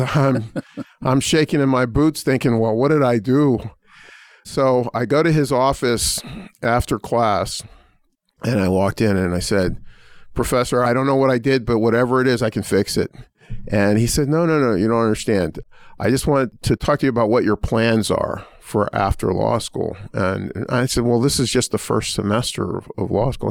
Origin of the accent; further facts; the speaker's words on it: Pittsburgh, Pennsylvania, United States; now in Indiana, United States; I grew up in a relatively poor family in the Terrace Village housing projects of, uh, Pittsburgh's Hill District